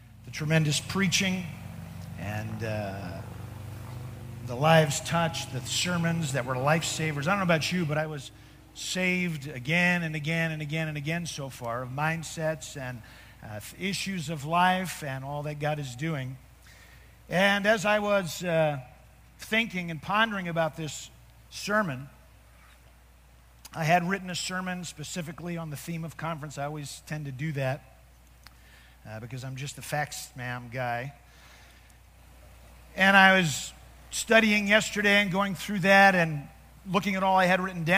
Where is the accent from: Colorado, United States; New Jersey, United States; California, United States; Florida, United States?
New Jersey, United States; We're both from New Jersey